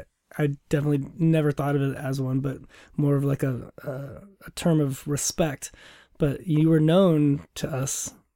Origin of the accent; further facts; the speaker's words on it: Lakewood, Washington, United States; Tacoma. I was born downtown Tacoma, and I grew up in Lakewood, just mm-hmm. south of Tacoma.